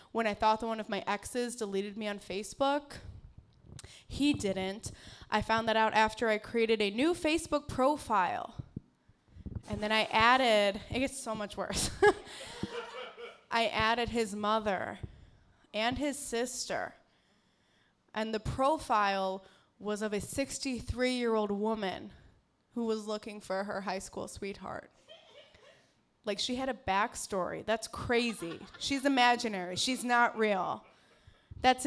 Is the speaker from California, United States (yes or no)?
no; Carpentersville, Illinois, United States; now in Chicago, United States; I'm from the suburbs of Chicago. Carpentersville.